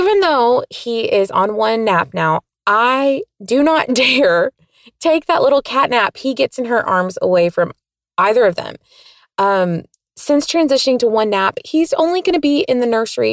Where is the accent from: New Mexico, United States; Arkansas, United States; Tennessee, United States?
Tennessee, United States; Nashville; I'm from the Nashville, Tennessee area.